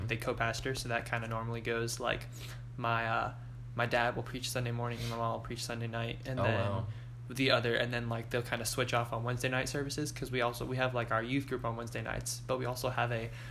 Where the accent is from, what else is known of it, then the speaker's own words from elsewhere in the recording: Kingsland, Georgia, United States; moved away as an adult; now in Columbus, United States; I am originally from Kingsland, Georgia